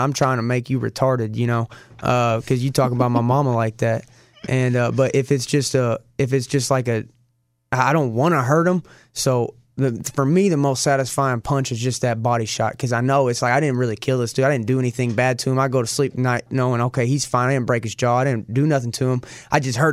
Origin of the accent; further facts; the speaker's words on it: Arkansas, United States; I'm the bum from Arkansas, you know, straight out the trailer.